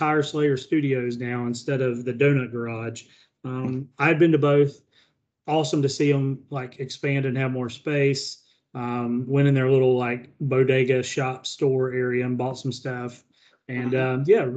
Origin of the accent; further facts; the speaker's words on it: California, United States; moved away; being Californian